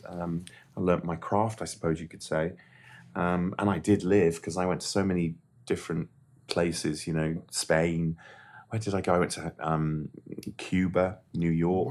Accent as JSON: {"language": "English", "town": "Llandudno", "region": "Wales", "country": "United Kingdom", "tie": "born or raised there", "said": "I grew up in Llandudno"}